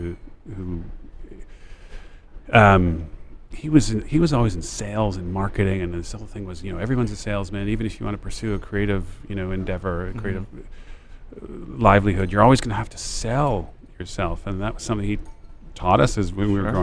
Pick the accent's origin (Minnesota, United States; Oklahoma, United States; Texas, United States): Minnesota, United States; moved away as an adult; also born or lived in Detroit, Michigan / New Jersey / Ohio; my formative years were spent in Minnesota